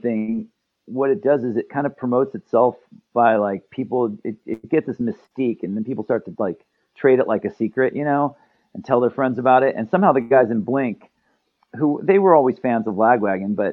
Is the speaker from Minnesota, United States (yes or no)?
no; Santa Barbara, California, United States; We're all from Santa Barbara, and it's a really small town, so everyone knows each other from growing up